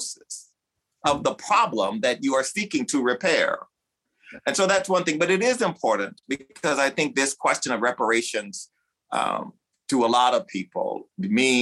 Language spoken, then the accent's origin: English; the South, United States; I grew up in the South